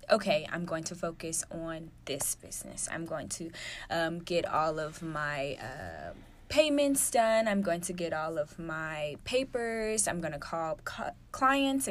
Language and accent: English; Houston, Texas, United States; moved away as an adult; now in Atlanta, United States; I'm from Houston